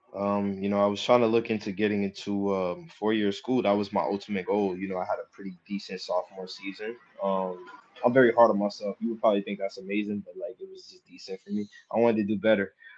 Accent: Jersey City, New Jersey, United States; I'm from Jersey City

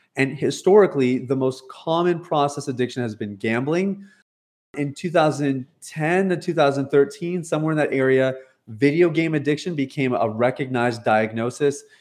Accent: Canada; moved away as an adult; also born or lived in Toronto, Ontario; now in Jamaica; I'm born and raised in Canada, uh, based out of Toronto, Ontario

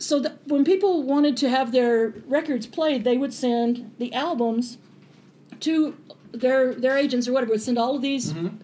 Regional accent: Española, New Mexico, United States; I grew up in Espanola.

